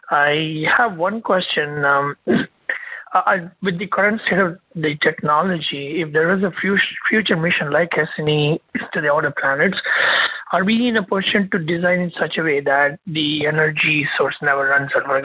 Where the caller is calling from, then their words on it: Seattle, Washington, United States; I'm calling from Seattle.